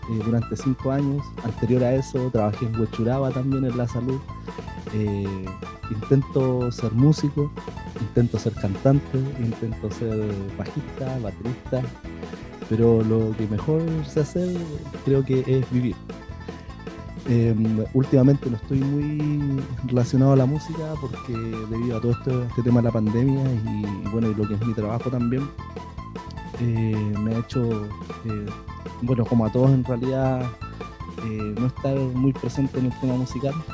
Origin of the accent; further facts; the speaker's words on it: Chile; soy chileno. Eh, no, perdón, vivo en Chile.